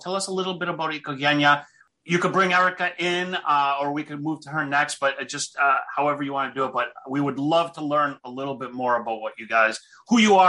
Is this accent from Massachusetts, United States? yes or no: yes; Boston, Massachusetts, United States; now in Washington, D.C., United States; The motherland for me, but I'm down in D.C.